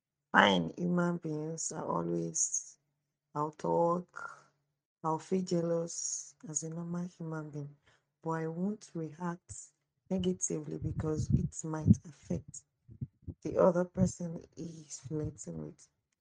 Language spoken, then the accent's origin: English; Abeokuta, Ogun State, Nigeria; I'm from Abeokuta.